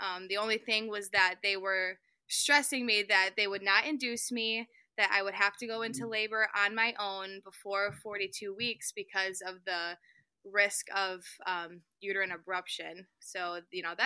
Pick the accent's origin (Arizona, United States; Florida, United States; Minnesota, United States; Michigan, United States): Michigan, United States; born and raised in Michigan